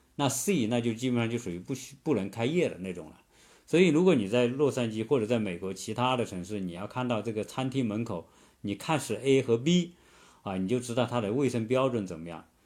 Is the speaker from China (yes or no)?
yes; China; now in Atlanta, United States; 我们中国人舌尖上的国家，啊，舌尖上的民族